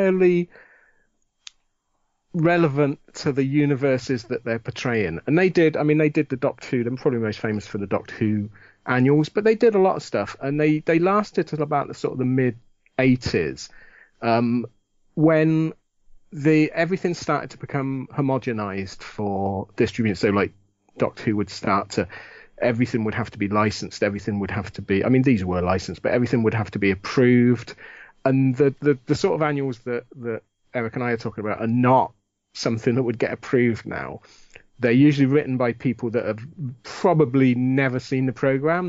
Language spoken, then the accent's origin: English; United Kingdom; growing up in Britain in the 60s, 70s, 80s